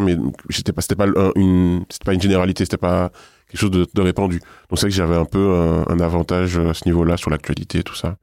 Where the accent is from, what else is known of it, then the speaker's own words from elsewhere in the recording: Guadeloupe; moved away as an adult; now in Paris, France; Je suis guadeloupéen. Je suis à Paris depuis 2008. J'ai grandi et vécu en Guadeloupe pendant toute ma jeunesse.